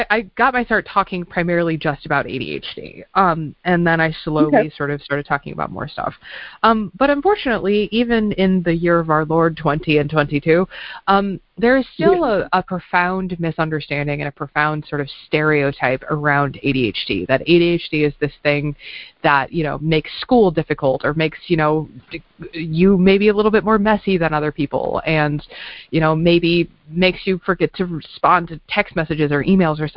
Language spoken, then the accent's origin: English; Midwest, United States; moved away; I grew up in the Quad Cities